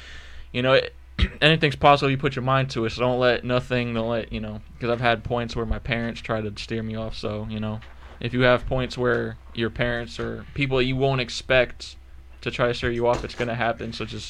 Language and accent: English; New York, United States; I grew up in New York, which literally just getting food and keeping the lights on was hard